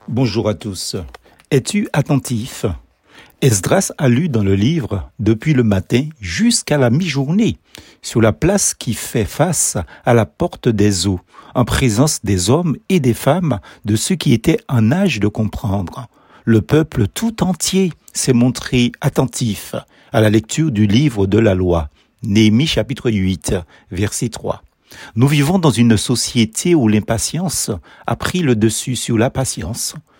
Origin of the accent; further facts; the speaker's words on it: Basse-Pointe, Martinique; à Basse-Pointe, ma ville natale